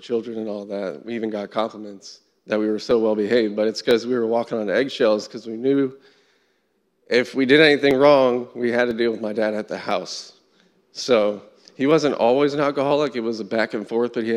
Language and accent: English; Fort Lauderdale, Florida, United States; I'm originally from South Florida, Fort Lauderdale area